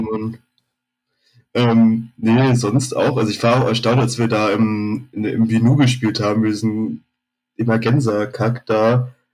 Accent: Berlin, Germany; bin da halt irgendwo in Zehlendorf in Westberlin groß geworden.

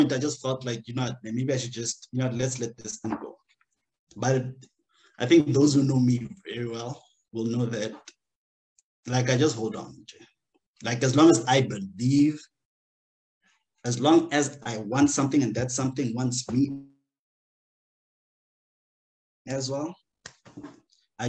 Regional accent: Limpopo, South Africa; moved away as an adult; now in Luxembourg; I'm from Limpopo.

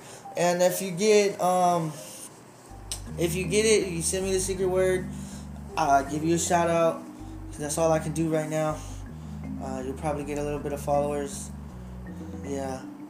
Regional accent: United States; I'm from America

